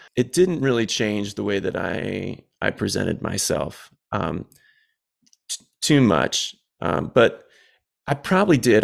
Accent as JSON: {"language": "English", "area": "Southwest suburbs of Chicago", "region": "Illinois", "country": "United States", "said": "I'm from the Southwest suburbs of Chicago"}